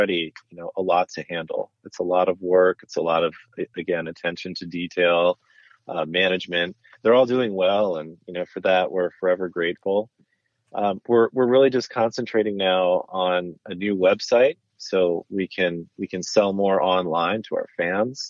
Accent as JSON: {"language": "English", "town": "Bethlehem", "region": "Pennsylvania", "country": "United States", "tie": "born or raised there", "also_born_or_lived": "New York City / Spain", "moved": "as an adult", "said": "the food I grew up with in Bethlehem"}